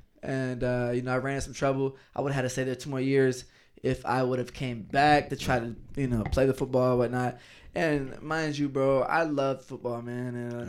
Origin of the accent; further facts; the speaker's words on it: Atlanta, Georgia, United States; I was in Kansas. I'm from the Atlanta area, you know, and I'm in Kansas for 6 months.